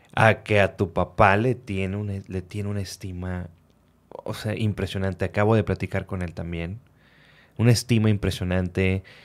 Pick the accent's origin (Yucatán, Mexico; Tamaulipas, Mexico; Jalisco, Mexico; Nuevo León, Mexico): Tamaulipas, Mexico; Reynosa; moved away as an adult; now in Monterrey, Mexico; yo crecí en Reynosa, Tamaulipas, hasta los 17 años